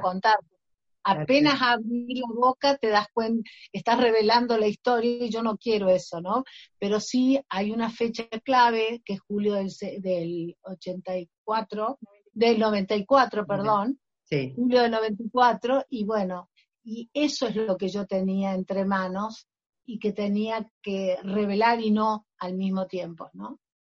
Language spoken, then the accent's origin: Spanish; Argentina; mi novela es muy argentina